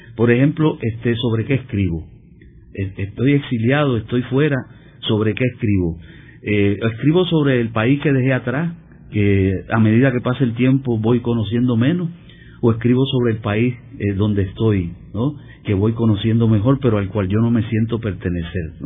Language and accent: Spanish; Puerto Rico; also born or lived in United States; aquí en Puerto Rico hemos sido tradicionalmente demasiado puristas